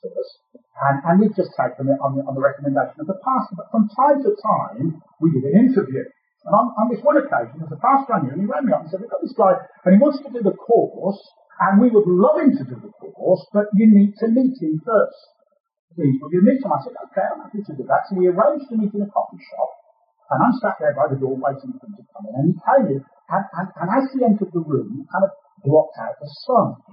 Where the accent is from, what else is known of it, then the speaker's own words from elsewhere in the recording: Birmingham, West Midlands, United Kingdom; accent: Brummie; You've already picked up my accent with Brummy.